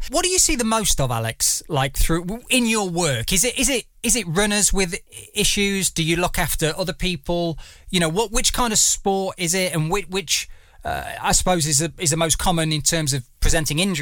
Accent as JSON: {"language": "English", "area": "Derbyshire", "region": "East Midlands", "country": "United Kingdom", "moved": "yes", "said": "I'm from the East Midlands, from Derbyshire originally, so, you know, so, neighbours to Nottingham"}